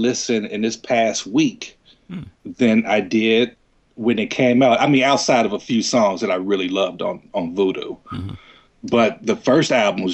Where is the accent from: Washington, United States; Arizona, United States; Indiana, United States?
Indiana, United States; Gary; now in Los Angeles, United States; I'm originally from Gary, Indiana.